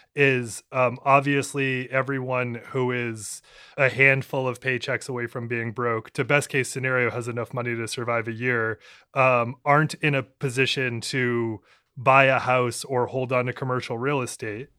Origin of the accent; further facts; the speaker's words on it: Maine, United States; moved away; I'm originally from Maine